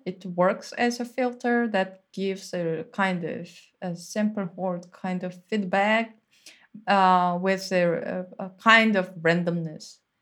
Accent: Seoul, South Korea; moved away; I'm from Seoul and there is no single place that you can be quiet there

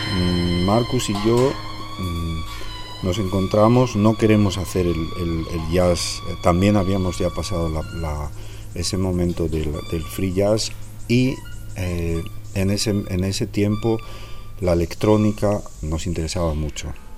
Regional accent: Laredo, Cantabria, Spain; la zona de donde soy, de Laredo

